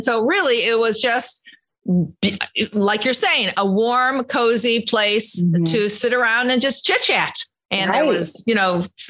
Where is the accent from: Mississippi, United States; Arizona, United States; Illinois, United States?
Illinois, United States; Chicago; we're from Chicago